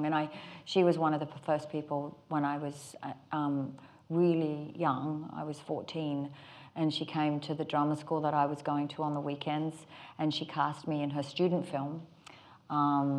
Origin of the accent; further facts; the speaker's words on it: Australia; accent: Australian; my Australian accent